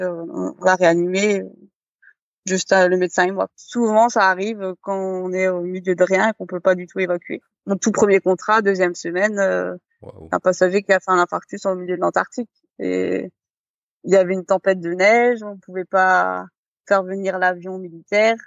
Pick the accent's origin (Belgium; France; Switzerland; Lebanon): France; Strasbourg, Grand Est; moved away; also born or lived in French Polynesia; À la base de Strasbourg